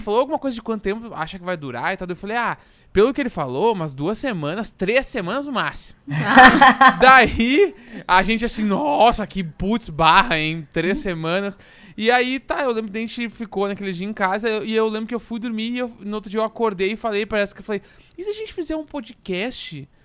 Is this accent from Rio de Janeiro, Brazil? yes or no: no; Porto Alegre, Rio Grande do Sul, Brazil; now in São Paulo, Brazil; Eu sou de Porto Alegre, então quando eu vim para São Paulo